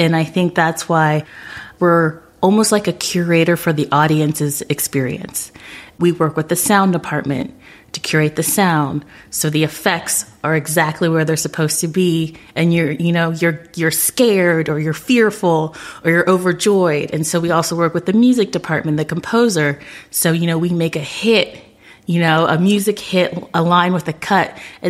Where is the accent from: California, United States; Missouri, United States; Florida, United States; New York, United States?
Florida, United States; Orlando; I was hoping I'd get to go to the Orlando Sentinel because I'm from Orlando.